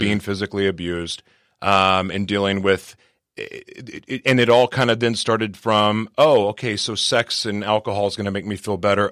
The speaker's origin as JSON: {"language": "English", "town": "Oklahoma City", "region": "Oklahoma", "country": "United States", "moved": "yes", "lives_now": "San Diego, United States", "said": "I'm originally from Oklahoma City, Oklahoma"}